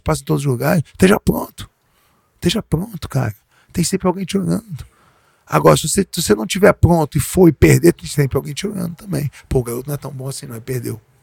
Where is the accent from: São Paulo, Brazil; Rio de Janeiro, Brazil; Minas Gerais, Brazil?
Rio de Janeiro, Brazil; eu sou nascido e criado no Leblon